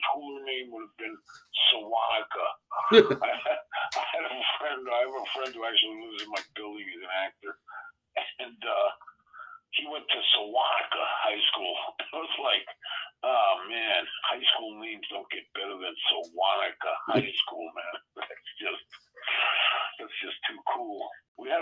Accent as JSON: {"language": "English", "area": "Long Island", "region": "New York", "country": "United States", "tie": "born or raised there", "also_born_or_lived": "Queens, New York / Florida", "said": "most of my life was in Long Island"}